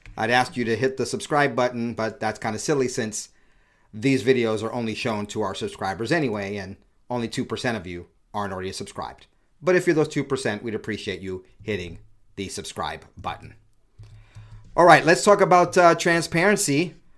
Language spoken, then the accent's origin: English; Utah, United States; my home state, lamentably, of Utah